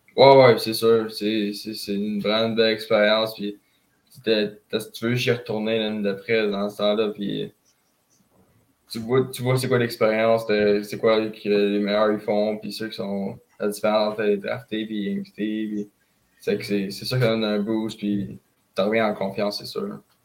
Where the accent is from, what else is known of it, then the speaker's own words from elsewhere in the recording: Saint-Michel, Quebec, Canada; je viens de Saint-Michel